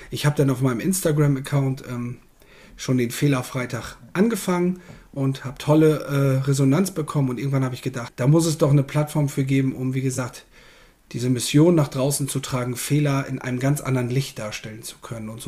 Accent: Bad Zwischenahn, Lower Saxony, Germany; Ich bin ähm, im wunderschönen Ammerland. Das grenzt an Ostfriesland. Ich komme aus Bad Zwischenahn.

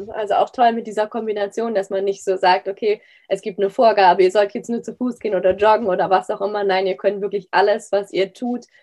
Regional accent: Hamburg, Germany; wir kommen ja auch, auch aus Hamburg, dass man da so einen virtuellen Lauf um Hamburg macht?

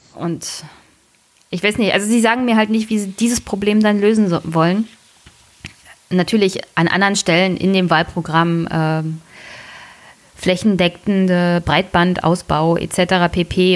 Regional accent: Brandenburg, Germany; als Brandenburger

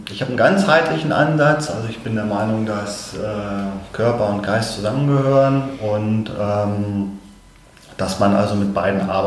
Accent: Hanover, Lower Saxony, Germany; Hannoveraner, {S1} 51 Jahre alt

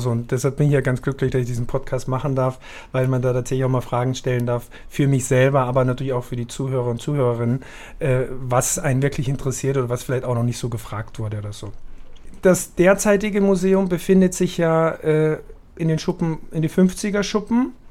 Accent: Austria; muss ich ja sagen, dass ich als Österreicher und du geborene Schweizerin

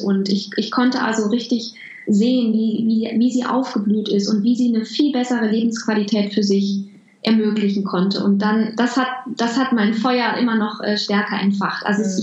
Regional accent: Home region of the Krombacher brewery, North Rhine-Westphalia, Germany; moved away; bei der Krombacher Brauerei in meiner Heimat

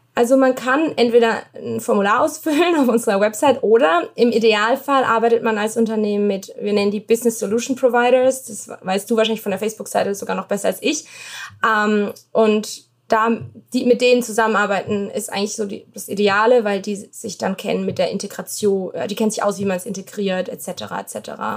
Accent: Baden-Württemberg, Germany; now in United States; Also ich komme aus Baden-Württemberg, da bin ich in 30 Minuten in Frankreich

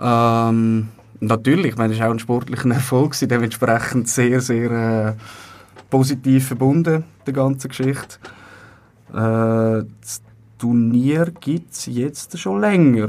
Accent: Zurich, Switzerland; Ich bin, das ist nicht so eine große Überraschung, aus Zürich.

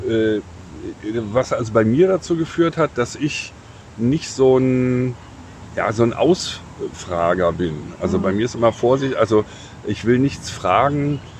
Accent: Berlin, Germany; Ja, ich komme aus Berlin.

